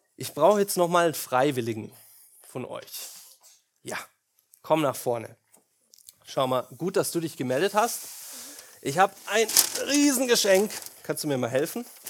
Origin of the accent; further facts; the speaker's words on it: Germany; wir Deutschen